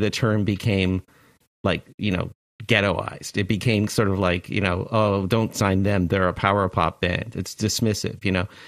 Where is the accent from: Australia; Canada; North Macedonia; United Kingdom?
Canada; Toronto, Ontario; moved away as an adult; now in United States; I was born in Toronto in, uh, in, in right downtown